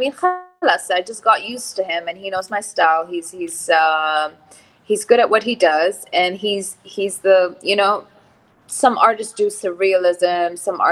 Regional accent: Abu Dhabi, United Arab Emirates; moved away; also born or lived in Lebanon; So I grew up in Abu Dhabi.

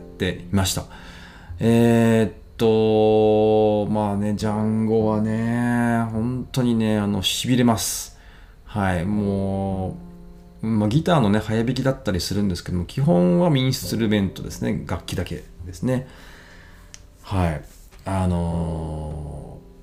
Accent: Ibaraki, Japan; now in Tsukuba, Japan; 茨城県出身なんですけれども

